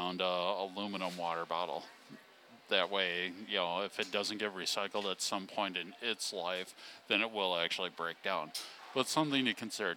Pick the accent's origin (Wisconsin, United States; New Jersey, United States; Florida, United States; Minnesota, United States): Wisconsin, United States; born or raised there